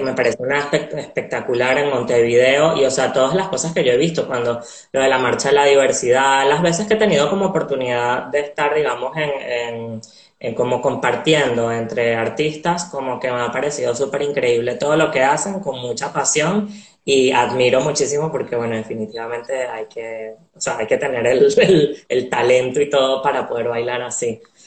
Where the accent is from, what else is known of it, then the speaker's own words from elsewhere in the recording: Venezuela; nací en Venezuela